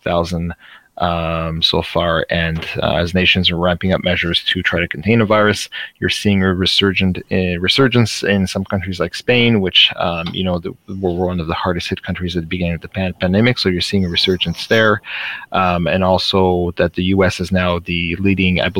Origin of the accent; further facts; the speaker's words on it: Nova Scotia, Canada; I'm from Nova Scotia